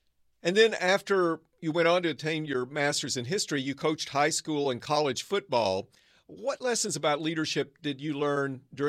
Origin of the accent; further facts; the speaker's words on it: Arkansas, United States; now in Northern California, United States; I grew up in Arkansas. Now I live and work in the innovation heartland of Northern California.